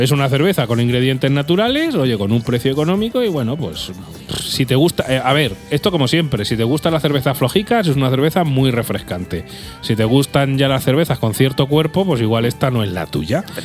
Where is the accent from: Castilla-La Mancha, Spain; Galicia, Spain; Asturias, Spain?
Castilla-La Mancha, Spain; Albacete; somos de Albacete